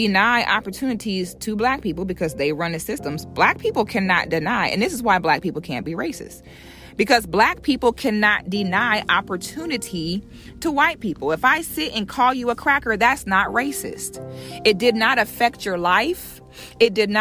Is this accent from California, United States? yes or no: no; Florida, United States; I'm from Florida